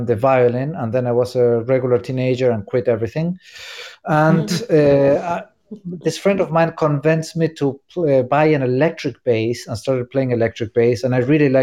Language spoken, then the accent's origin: English; Córdoba, Argentina; now in New York, United States; my hometown in Argentina, Cordoba